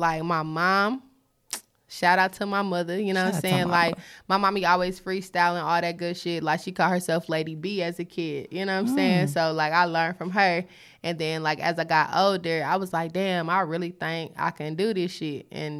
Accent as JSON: {"language": "English", "town": "Charlotte", "region": "North Carolina", "country": "United States", "said": "East side. Hey, know that. Whole lot of east side shit going on."}